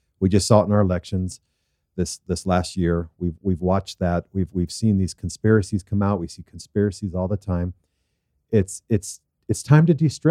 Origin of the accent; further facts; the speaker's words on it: Southern California, United States; growing up in Southern California and being in Santa Paula with my grandparents